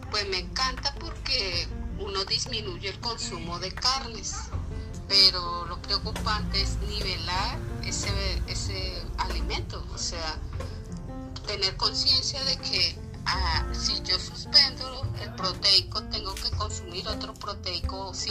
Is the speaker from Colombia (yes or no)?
yes; Girardot, Cundinamarca, Colombia; soy del Jardín Social de Girardot.